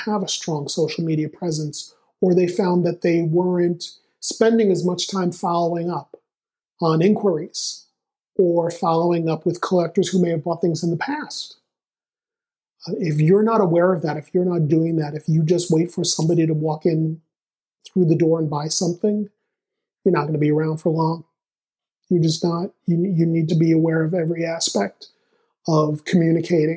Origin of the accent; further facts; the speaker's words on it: New York City, New York, United States; moved away as an adult; also born or lived in Los Angeles, California; I was born in New York, I was born in Queens, I'm a New Yorker. It's just in my blood.